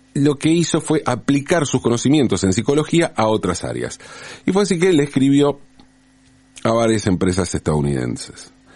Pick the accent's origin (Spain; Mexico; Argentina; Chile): Argentina; Buenos Aires; also born or lived in Valentín Alsina; Cuando yo era chico, entre los seis y los 18 años, viví en el barrio de Pompeya, aquí en la ciudad de Buenos Aires